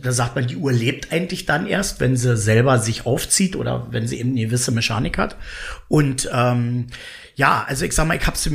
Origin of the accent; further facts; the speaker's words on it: Berlin, Germany; born there; Siegfriedstraße, wenn ich da hinlaufe, dann erkenne Klinik eigentlich Neukölln so nicht wieder.